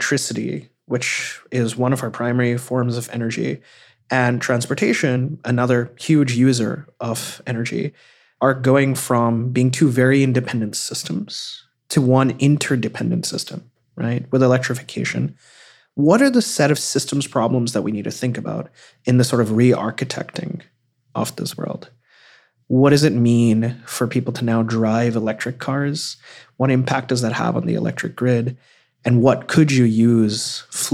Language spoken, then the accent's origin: English; Cyprus; moved away; also born or lived in India; I grew up most of my life actually in the Eastern Mediterranean in a small country called Cyprus. And I was born in India though